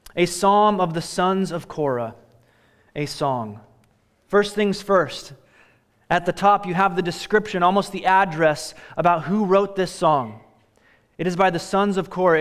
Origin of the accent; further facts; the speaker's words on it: Royal Oak, Michigan, United States; now in Oregon, United States; I've lived here for twenty-five years, but I was born in Royal Oak, Michigan